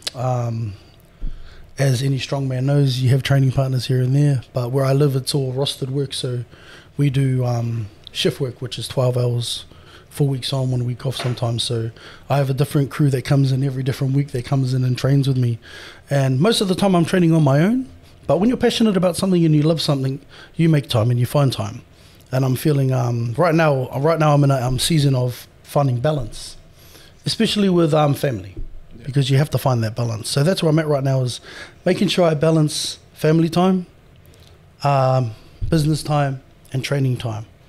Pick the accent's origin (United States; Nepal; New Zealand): New Zealand; moved away as an adult; now in Australia; born and raised in New Zealand